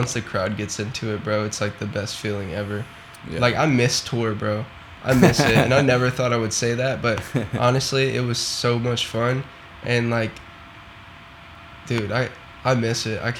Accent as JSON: {"language": "English", "region": "the South", "country": "United States", "said": "growing up, just because I am from the South, so Florida and, you know, Louisiana and all of that stuff"}